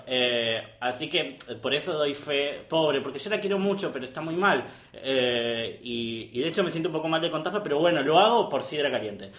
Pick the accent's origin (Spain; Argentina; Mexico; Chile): Argentina; Pilar, Buenos Aires Province; yo soy de Pilar.